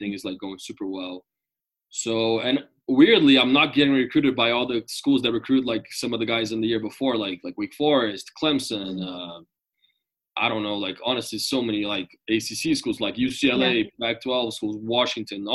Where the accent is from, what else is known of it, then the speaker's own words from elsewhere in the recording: Brazil; moved away as an adult; also born or lived in Denver; I'm from Brazil